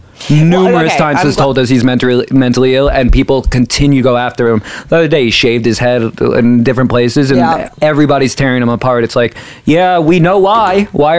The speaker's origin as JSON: {"language": "English", "town": "New York City", "region": "New York", "country": "United States", "said": "I'm from Queens Village."}